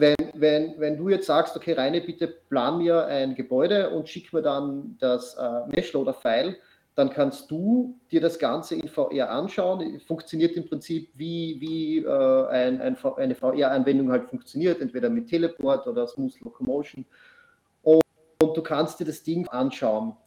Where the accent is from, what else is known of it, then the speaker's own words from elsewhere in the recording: Austria; Ich komme aus Österreich, nicht aus Australien.